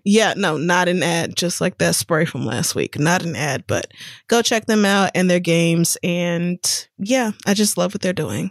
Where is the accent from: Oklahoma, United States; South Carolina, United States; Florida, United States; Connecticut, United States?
Oklahoma, United States; also born or lived in Louisiana; I was born in Louisiana and I grew up in Oklahoma